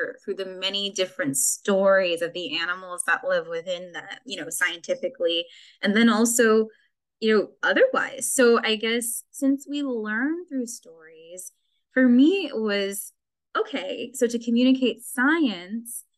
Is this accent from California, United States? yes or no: yes; Glendale, California, United States; I grew up in Glendale, which is really inland